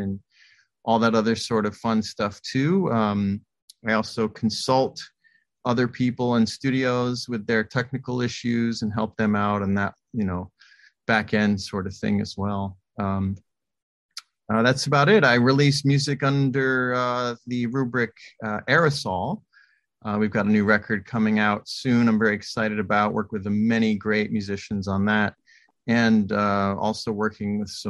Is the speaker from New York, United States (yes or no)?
yes; New York City, New York, United States; moved away as an adult; also born or lived in Los Angeles / Chicago; I was raised in New York, born in New York City.